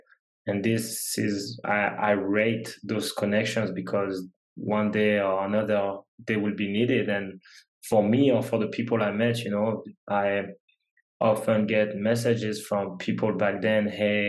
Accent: France; English is a second language; We've said I come from France, you know, whole different culture, whole different language.

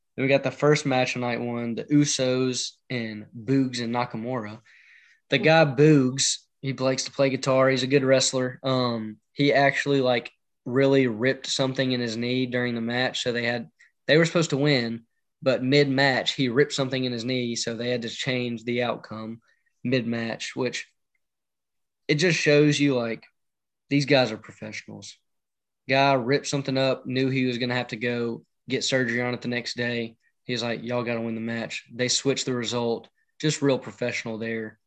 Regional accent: Memphis, Tennessee, United States; I'm from the Memphis area

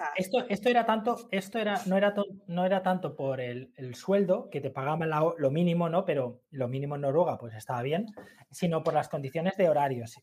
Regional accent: Gandia, Valencian Community, Spain; moved away; also born or lived in Madrid / Murcia; yo soy de Gandía

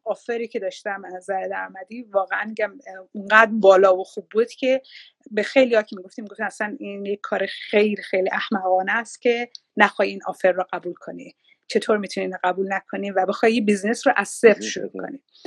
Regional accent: Iran; moved away as an adult; now in Australia; ایران رو گذاشتم

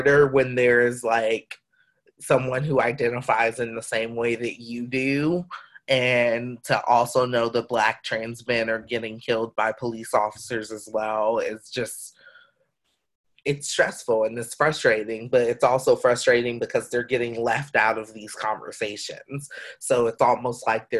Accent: South Georgia, United States; I'm from South Georgia

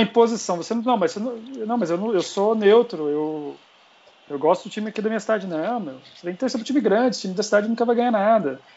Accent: Pouso Alegre, Minas Gerais, Brazil; moved away as an adult; now in São Paulo, Brazil; eu sou mineiro, mas já paulistano desde 2010

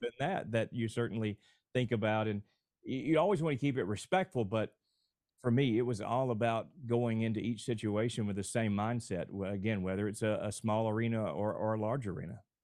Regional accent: Alabama, United States; moved away as an adult; now in Houston, United States; my home state of Alabama

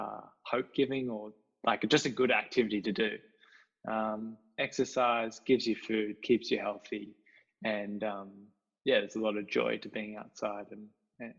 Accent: Belgrave, Victoria, Australia; also born or lived in south of Hobart, Tasmania; we grew up in Belgrave, which is out of East Melbourne, kind of the edge of the train line between rural and suburbia.

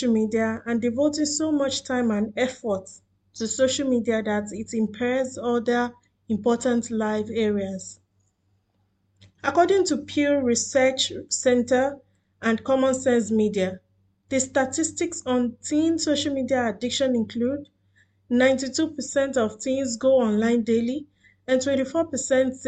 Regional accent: Nigeria; now in Doha, Qatar; I am a Nigerian living in Doha, Qatar

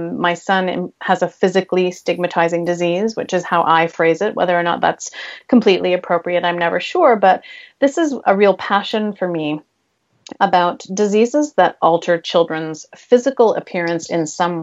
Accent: Canada; I'm Canadian

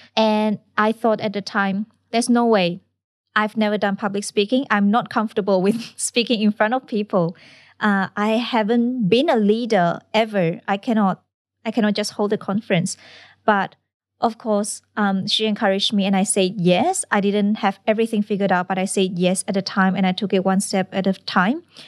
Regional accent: Malaysia; moved away as an adult; now in Australia; I come from Malaysia

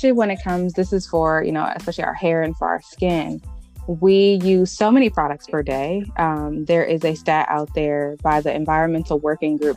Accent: Cleveland, Ohio, United States; I grew up in Cleveland, Ohio. That's where I'm from.

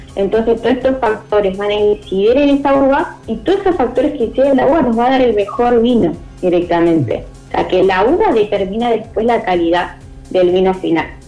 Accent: Cipolletti, Río Negro, Argentina; yo soy de Chipoletti

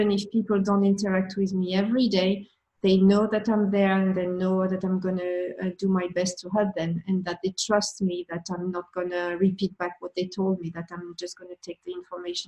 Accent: France; accent: French; English is a second language; with my accent, with my French accent

